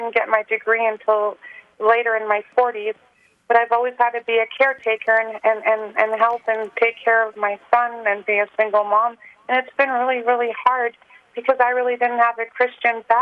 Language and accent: English; Germany; growing up in Germany, I um, I grew up without a dad, and but then my mom married my stepdad, and so I kind of traveled back and forth pretty much my whole life through the military